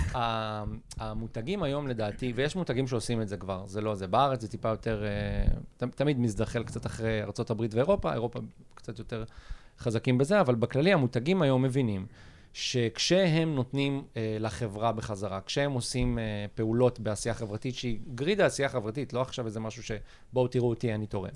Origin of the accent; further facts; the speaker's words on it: Ashdod, Southern District, Israel; אני מאשדוד